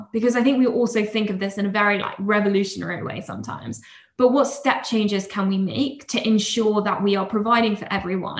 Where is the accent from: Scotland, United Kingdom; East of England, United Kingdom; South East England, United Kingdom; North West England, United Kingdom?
South East England, United Kingdom; Oxford; I come from Oxford, which has a very academic reputation, obviously.